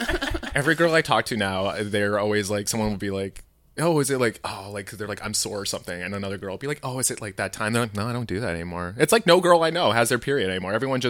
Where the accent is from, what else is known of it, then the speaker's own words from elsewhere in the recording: Medicine Hat, Alberta, Canada; Medicine Hat, Alberta.